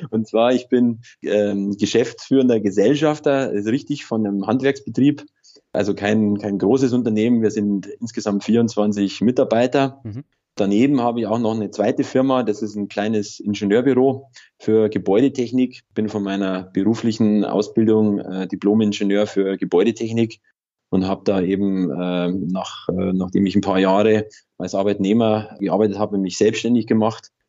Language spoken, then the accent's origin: German; Bavaria, Germany; ich komme aus Oberbayern, aus der Nähe von Ingolstadt.